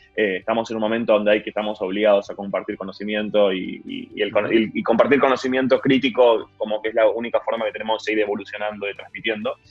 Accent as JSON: {"language": "Spanish", "country": "Argentina", "said": "nosotros como argentinos"}